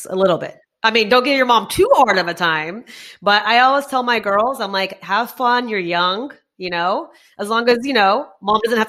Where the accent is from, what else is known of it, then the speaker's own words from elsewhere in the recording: Texas, United States; moved away as an adult; also born or lived in Bangalore, India / Gurgaon, India; I was born in Texas.